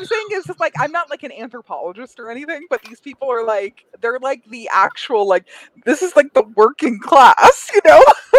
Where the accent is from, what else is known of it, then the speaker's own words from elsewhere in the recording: Colorado Springs, Colorado, United States; also born or lived in Queens, New York; now in Los Angeles, United States; I grew up in Colorado Springs, but I'm originally from Queens, New York.